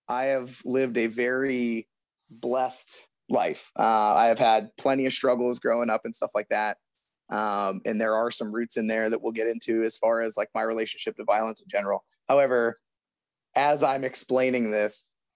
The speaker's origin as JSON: {"language": "English", "town": "Youngstown", "region": "Ohio", "country": "United States", "tie": "born or raised there", "said": "I grew up outside of Youngstown"}